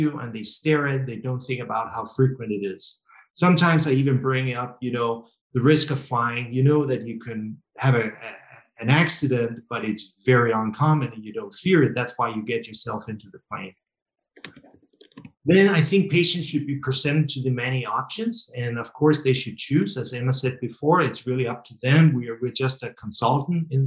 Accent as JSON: {"language": "English", "country": "Denmark", "said": "I'm from Denmark, it's Scandinavia, Northern Europe"}